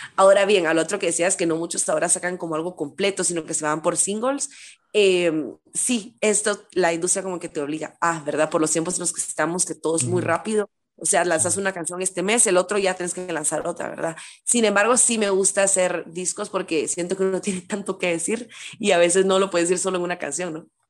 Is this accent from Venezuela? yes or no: no; Guatemala; soy de Guatemala